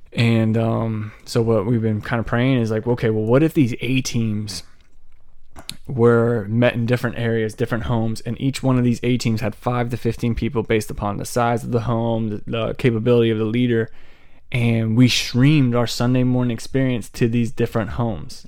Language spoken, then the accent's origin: English; Laurel, Maryland, United States; my hometown of Laurel, Maryland